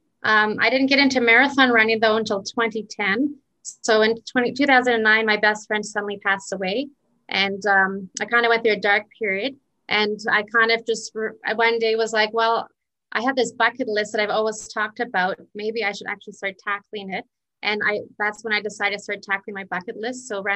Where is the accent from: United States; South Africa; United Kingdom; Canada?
Canada; Calgary, Alberta; I grew up here in Calgary